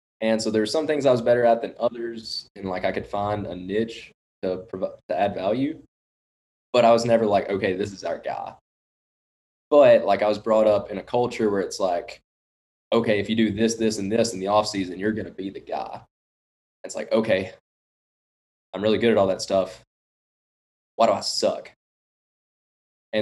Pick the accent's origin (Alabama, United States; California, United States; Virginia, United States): Alabama, United States; Florence; also born or lived in Mississippi / Memphis; I'm from the Florence, Alabama area